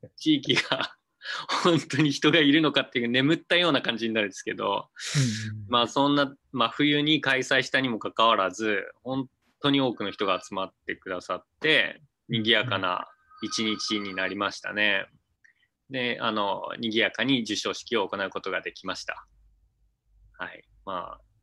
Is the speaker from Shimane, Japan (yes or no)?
yes; Izumo, Shimane, Japan; also born or lived in Tokyo; 出身は島根県出雲市です。で、大学から東京の方に行って、向こうで就職して、えー、32歳ぐらいの時に、こっちに U ターンしてきています